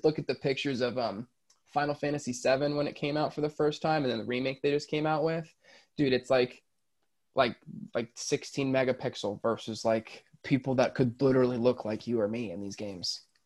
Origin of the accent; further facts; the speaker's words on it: Florida, United States; also born or lived in Orlando; I I'm from Florida, I live in Orlando. I went to Disney all the time.